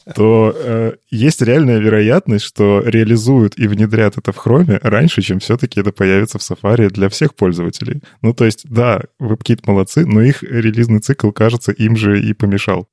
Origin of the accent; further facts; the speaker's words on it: Belarus; я же белорус